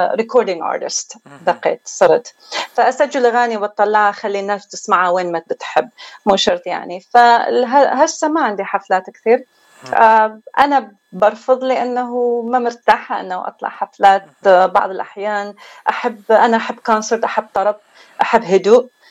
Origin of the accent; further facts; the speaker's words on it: Baghdad, Baghdad Governorate, Iraq; moved away; أنا ترعرعت في بغداد